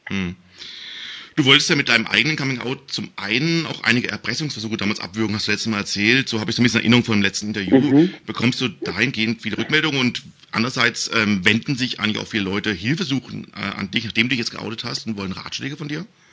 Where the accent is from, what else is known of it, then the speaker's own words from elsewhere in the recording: Baden-Württemberg, Germany; bei uns in Baden-Württemberg